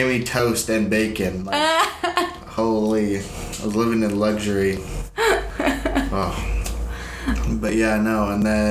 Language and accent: English; San Francisco, California, United States; I was born in San Francisco